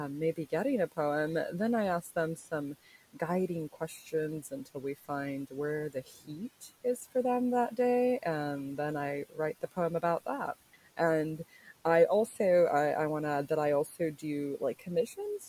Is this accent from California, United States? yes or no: no; Orlando, Florida, United States; now in Lakeland, United States; I am originally from Orlando, so I would say that that's where my roots are